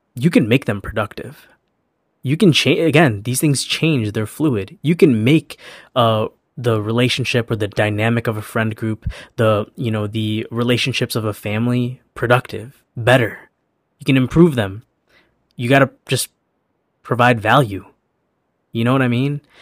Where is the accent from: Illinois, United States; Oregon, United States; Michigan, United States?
Illinois, United States; Chicago; moved away as an adult; also born or lived in Los Angeles; I was born and raised in Chicago, and I moved to L A for, for college